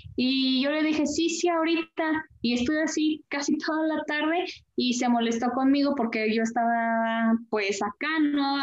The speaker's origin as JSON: {"language": "Spanish", "region": "Querétaro", "country": "Mexico", "tie": "born or raised there", "said": "De aquí de la, del estado y municipio de Querétaro"}